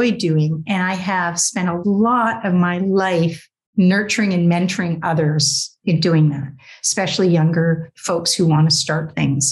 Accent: Canada; I'm Canadian

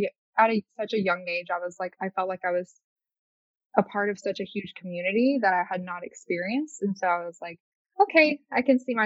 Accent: Montgomery, Alabama, United States; moved away as an adult; now in Los Angeles, United States; So I'm 22. Just moved to LA 3 years ago. So it's a little context. I was born and raised in Deep South, Montgomery, Alabama, to be exact.

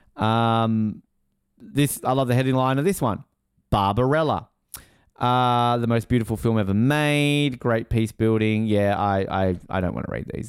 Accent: Australia; as an Australian

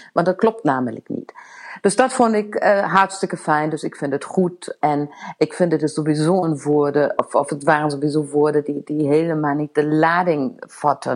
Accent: Germany; now in Netherlands

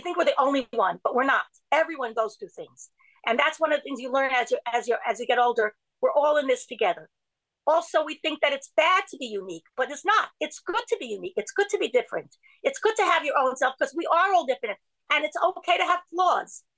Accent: New York City, New York, United States; I grew up in Borough Park

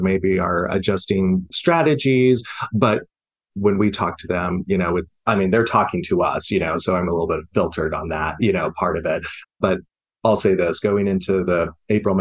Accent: Bountiful, Utah, United States; I'm from Utah. I'm from, you know, Bountiful, Utah. And I definitely have that experience of growing up in an area that was not friendly to my life

